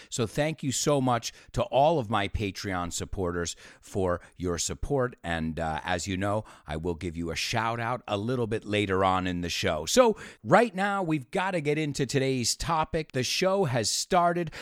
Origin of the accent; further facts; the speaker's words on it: New York area, United States; I grew up in New York, in the New York area